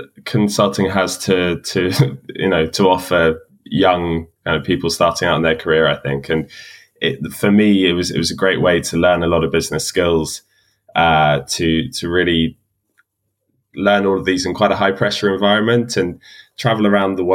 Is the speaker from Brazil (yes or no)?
no; London, United Kingdom; I'm a Londoner, so I'm now working just up the road from where I went to school.